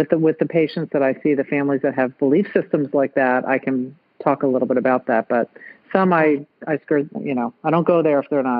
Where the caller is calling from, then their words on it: San Diego, California, United States; Well, I'm calling from San Diego. I live in Encinitas, California.